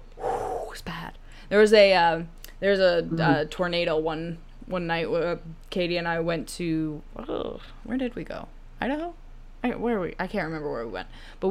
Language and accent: English; Nebraska, United States; Cornhusker, bitch. It's my home state. Okay. Actually, I loved living in Omaha. Because, you know, I moved back there in high school for a little while.